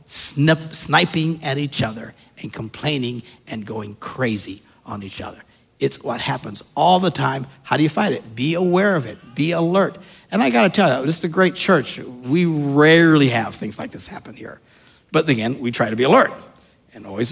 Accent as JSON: {"language": "English", "region": "Wisconsin", "country": "United States", "said": "We're from Wisconsin."}